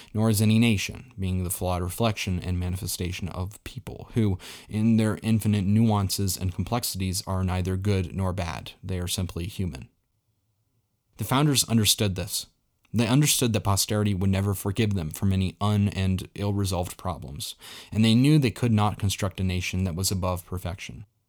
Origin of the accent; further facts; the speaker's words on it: Colorado, United States; Colorado, his and my home state